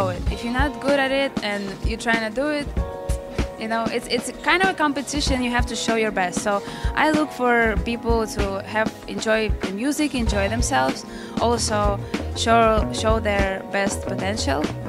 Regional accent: Ukraine; I'm from Ukraine, and I'm here in Lansing, Michigan.

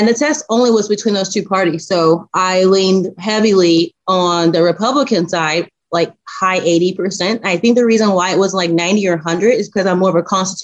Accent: Indiana, United States; moved away as an adult; now in Texas, United States; I'm actually originally from Indiana. Born and raised Indiana

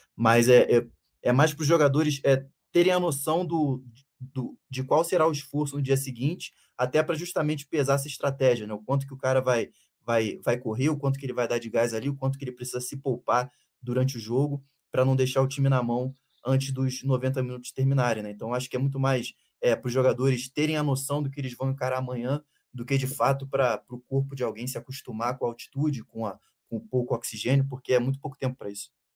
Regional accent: São Gonçalo, Rio de Janeiro, Brazil; parte da minha família era de Niterói, só que eu cresci em São Gonçalo

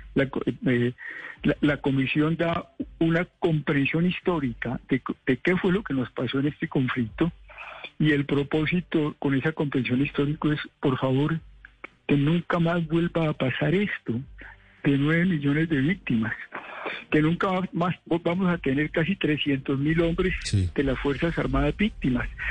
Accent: Colombia; Yo como colombiano

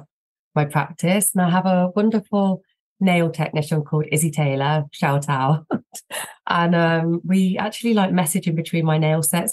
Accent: Tamworth, West Midlands, United Kingdom; I grew up in a place called Tamworth, which is near Birmingham in the West Midlands

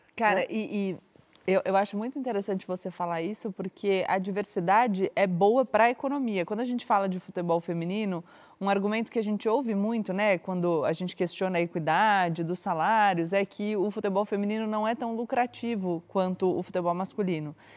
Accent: São Paulo, Brazil; Eu vivia a minha adolescência no clube, no Palmeiras, aqui em São Paulo

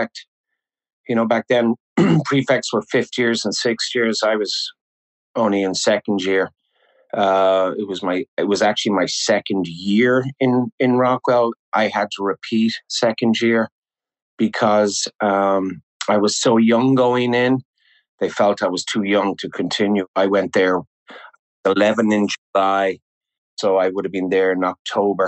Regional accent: Clondalkin, Leinster, Ireland; moved away; also born or lived in United States / Dublin; I am one of five that was born in the States, but I was gone within a month. My parents bought a house when they moved back to Ireland, bought a house in Clondalkin

